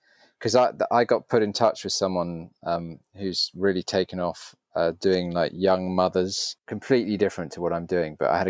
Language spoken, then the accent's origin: English; London, United Kingdom; Yes, I grew up in England. So I've lived in London since I was about 5 or 6 years old. So London's my home.